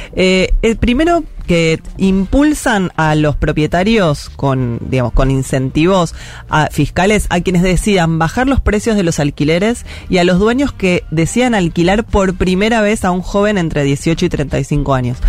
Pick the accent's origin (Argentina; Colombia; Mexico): Argentina; Buenos Aires; yo soy de Parque Patricia